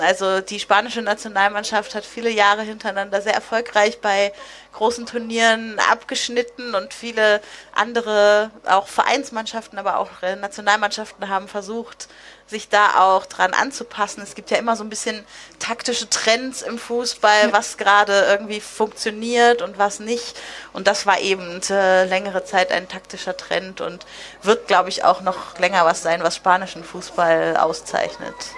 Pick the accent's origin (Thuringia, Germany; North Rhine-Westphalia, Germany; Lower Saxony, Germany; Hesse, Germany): Lower Saxony, Germany; near Lüneburg; also ich komme aus der Nähe von Lüneburg